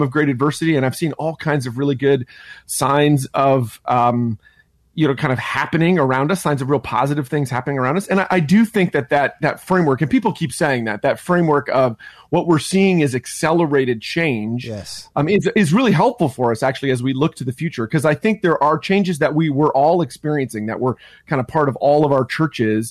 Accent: Ontario, Canada; born or raised there

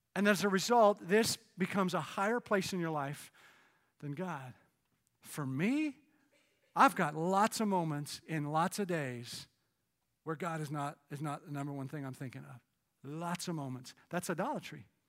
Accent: Canada; moved away; Growing up in Canada

